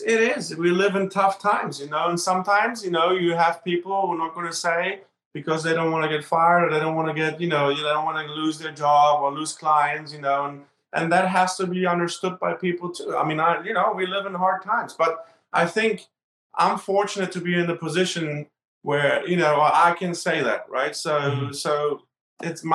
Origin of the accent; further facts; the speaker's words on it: Berlin, Germany; moved away; I grew up in Berlin and Germany